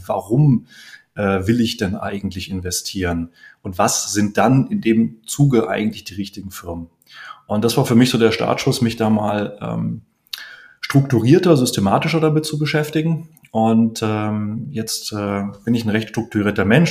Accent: Heidelberg, Baden-Württemberg, Germany; Bei mir, ich komme aus Heidelberg, ist das Heidelberg Zement, BASF, SAP

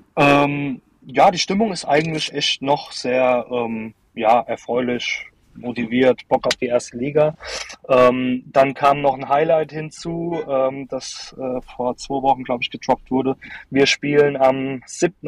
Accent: Darmstadt, Hesse, Germany; bei uns in Darmstadt

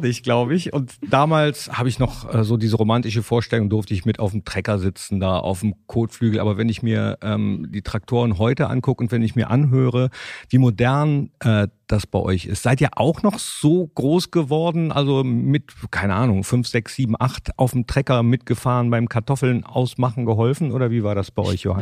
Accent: Mönchengladbach, North Rhine-Westphalia, Germany; ich komm aus Mönchengladbach

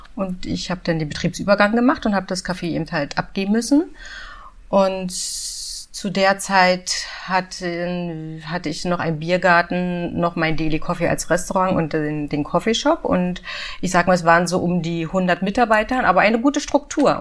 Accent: Potsdam, Brandenburg, Germany; moved away as an adult; also born or lived in Munich; now in Berlin, Germany; Also ich komme aus Potsdam und Potsdam liegt ja vor Berlin.

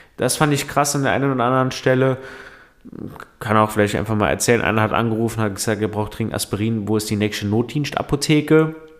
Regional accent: Saarland, Germany; Bei uns im Saarland

